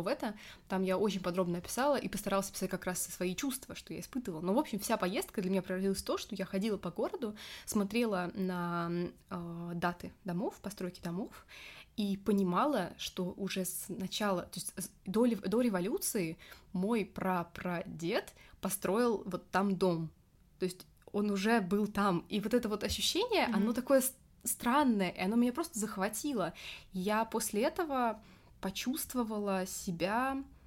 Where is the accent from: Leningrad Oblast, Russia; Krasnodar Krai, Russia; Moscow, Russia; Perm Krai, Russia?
Moscow, Russia; Я уже родилась в Москве.